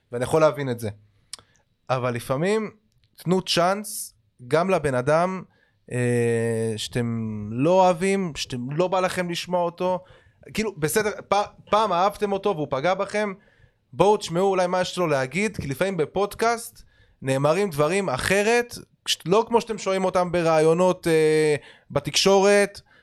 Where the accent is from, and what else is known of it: Holon, Tel Aviv District, Israel; born or raised there